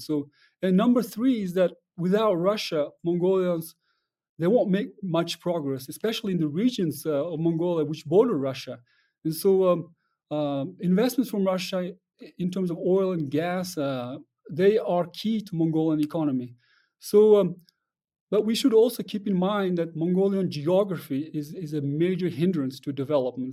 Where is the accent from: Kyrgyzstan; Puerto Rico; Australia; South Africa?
Kyrgyzstan; I'm from Kyrgyzstan, and, but in Kyrgyzstan, we closely observe